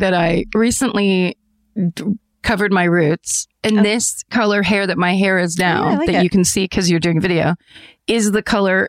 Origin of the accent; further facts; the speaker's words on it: Leeds, Yorkshire and the Humber, United Kingdom; I'm from Leeds in Yorkshire, England.